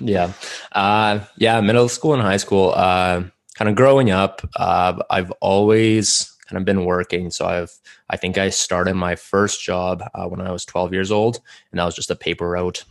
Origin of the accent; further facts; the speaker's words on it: Calgary, Alberta, Canada; first language Russian; English is a second language; also born or lived in Samara, Russia / Airdrie, Alberta; I moved here, uh, to Calgary, lived here for a couple of years, and then, uh, my family just moved to Airdrie. I lived there for a while, and now I'm back in Calgary